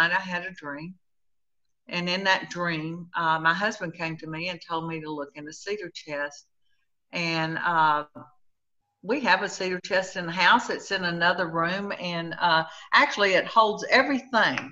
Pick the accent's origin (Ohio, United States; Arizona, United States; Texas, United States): Texas, United States; Hico; now in Sweeny, United States; I am from Sweeney, Texas. I was born in a little town called Hyco, Texas, and I currently live about 30 miles from the Gulf